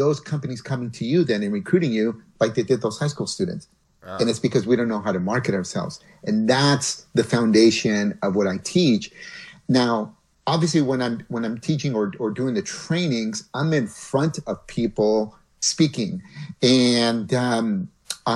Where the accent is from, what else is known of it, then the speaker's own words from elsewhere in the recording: Mountain View, California, United States; also born or lived in Mexico; Google is headquartered in my hometown in Mountain View